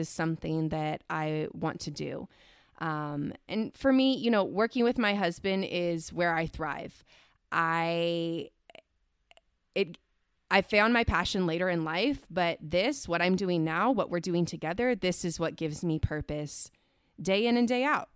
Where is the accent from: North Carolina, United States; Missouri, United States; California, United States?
California, United States; Central Valley; I was born and raised in the Central Valley here in California